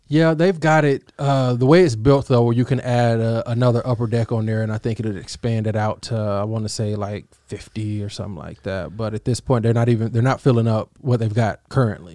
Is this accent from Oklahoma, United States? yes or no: yes; Oklahoma, United States; I grew up in Oklahoma